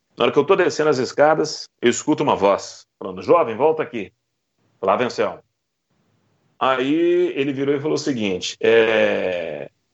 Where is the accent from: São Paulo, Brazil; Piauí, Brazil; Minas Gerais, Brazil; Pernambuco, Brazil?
Minas Gerais, Brazil; Belo Horizonte; moved away as an adult; also born or lived in Rio de Janeiro; now in Goiás, Brazil; Eu sou de Belo Horizonte, nascido mesmo em BH